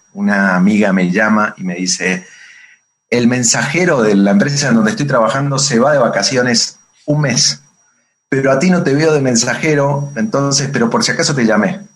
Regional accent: Buenos Aires, Argentina; moved away as an adult; also born or lived in Santa Fe; now in Mexico; De Buenos Aires. Nací, nací en la capital federal de Buenos Aires, porteño, como dirían todos en Argentina.

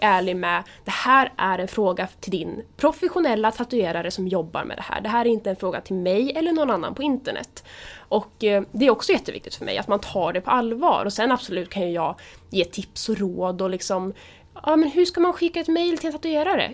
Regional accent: Nyköping, Södermanland, Sweden; also born or lived in Gnesta; Min första del av ungdomen så bodde jag utanför Gnesta. Och sen flyttade vi till utanför Nyköping. Och där bor mina föräldrar fortfarande idag. Så att, ny, jag skulle säga Nyköping

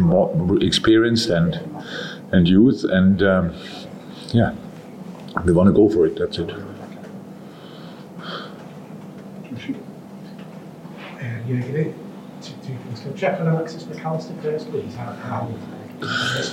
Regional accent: Germany; moved away as an adult; now in England; I come from Germany

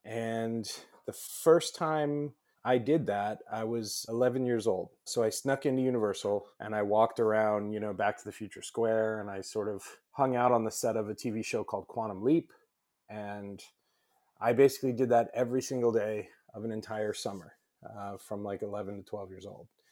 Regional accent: Los Angeles, California, United States; I grew up in Los Angeles.

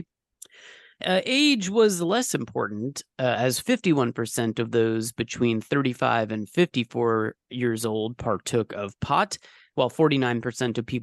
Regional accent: California, United States; now in New York, United States; I'm from California

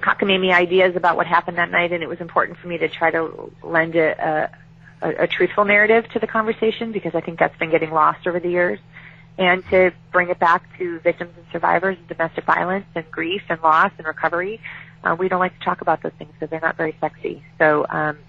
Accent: Chicago, Illinois, United States; I was raised as in Chicago

